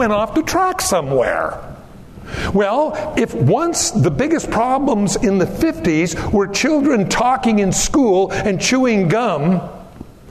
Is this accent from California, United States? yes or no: yes; Pico Rivera, California, United States; moved away; also born or lived in South Whittier; I grew up in Southern California